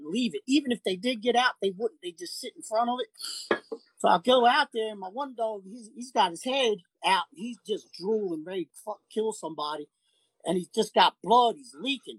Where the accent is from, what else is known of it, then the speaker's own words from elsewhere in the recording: Virginia, United States; also born or lived in St. Bernard Parish, Louisiana; I'm from Virginia